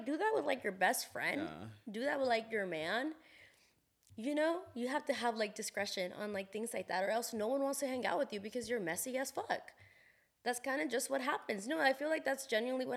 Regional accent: San Diego, California, United States; now in Las Vegas, United States; I grew up in San Diego

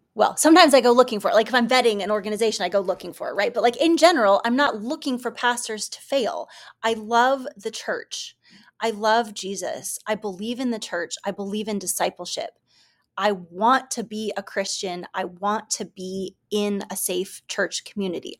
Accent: Kansas City, United States; I grew up in the Kansas City area

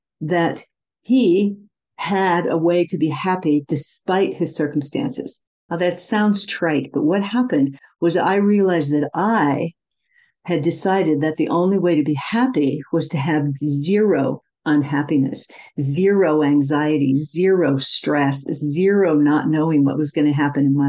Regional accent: Midwest, United States; also born or lived in India; I come from the Midwest in America

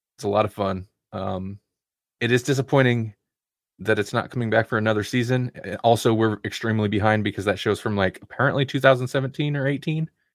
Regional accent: United States; I'm an American

